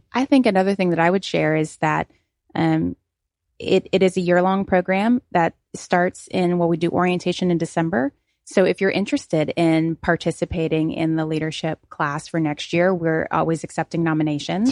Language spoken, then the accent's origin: English; Cincinnati, Ohio, United States; now in Santa Rosa County, United States; I come from Cincinnati originally